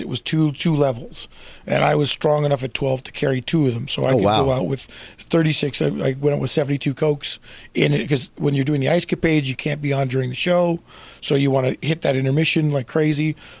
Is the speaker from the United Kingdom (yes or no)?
no; Canada; Well, see, and I'm from Canada too. So it's a whole different situation in Canada.